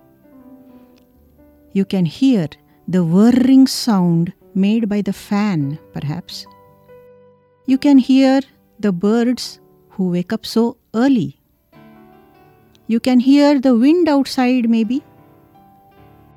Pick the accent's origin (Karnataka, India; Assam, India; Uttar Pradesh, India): Karnataka, India; In my hometown in Karnataka, we have a lot of buffaloes.